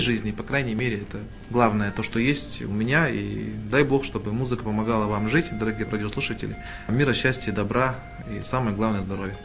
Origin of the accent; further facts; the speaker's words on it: Almaty, Kazakhstan; нас было человек 10 казахов из Алматы